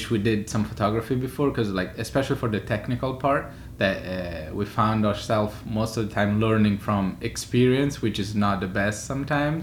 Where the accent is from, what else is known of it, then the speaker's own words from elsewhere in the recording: Florence, Tuscany, Italy; moved away as an adult; also born or lived in Paris / Milan; now in New York, United States; I'm Italian. I'm from Florence. I was born there. And lived pretty much my whole life in Florence